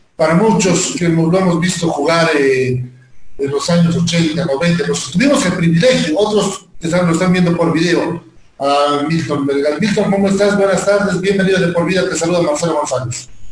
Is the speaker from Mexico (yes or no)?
no; Bolivia; los bolivianos